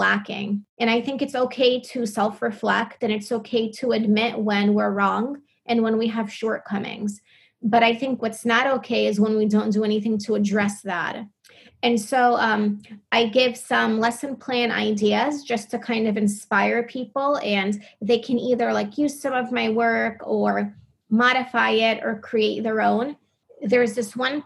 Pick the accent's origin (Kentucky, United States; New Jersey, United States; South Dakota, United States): New Jersey, United States; growing up in New Jersey